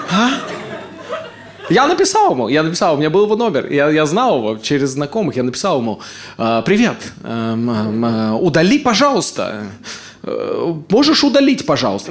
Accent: Ust-Kamenogorsk, East Kazakhstan Region, Kazakhstan; moved away as an adult; now in Moscow, Russia; Усть-Каменогорска, моего родного города

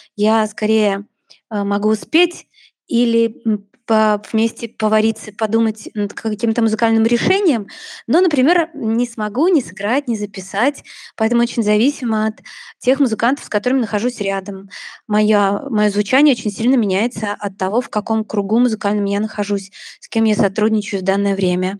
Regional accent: Vitebsk, Vitebsk Region, Belarus; мы родом из Витебска обе

